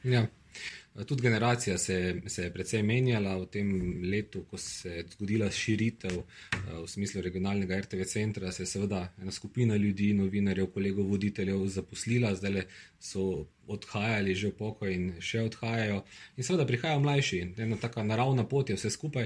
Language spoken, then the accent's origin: Slovenian; Maribor, Drava, Slovenia; sem rojen Mariborčan